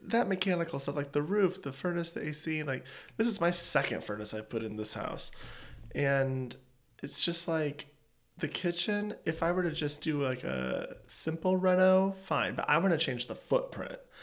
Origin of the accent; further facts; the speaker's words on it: East Coast, United States; moved away; I'm an East Coaster.